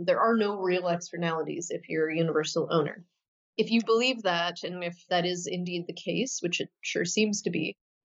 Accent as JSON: {"language": "English", "town": "Saskatoon", "region": "Saskatchewan", "country": "Canada", "tie": "born or raised there", "said": "was a community organizer back in my hometown of Saskatoon, Saskatchewan, Canada"}